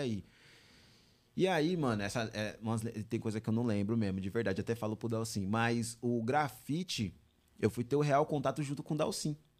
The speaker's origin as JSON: {"language": "Portuguese", "town": "São Bernardo do Campo", "region": "São Paulo", "country": "Brazil", "tie": "born or raised there", "said": "eu nasci em São Bernardo"}